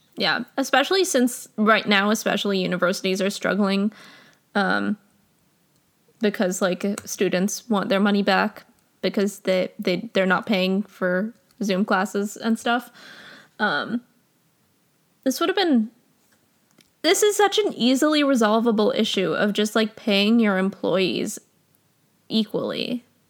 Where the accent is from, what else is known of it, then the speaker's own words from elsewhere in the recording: New Jersey, United States; my home state of New Jersey